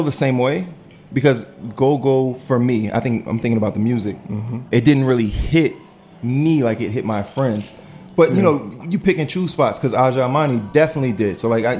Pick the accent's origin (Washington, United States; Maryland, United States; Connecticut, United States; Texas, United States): Maryland, United States; Prince George's County; I grew up in PG County and I feel like it's a very unique place.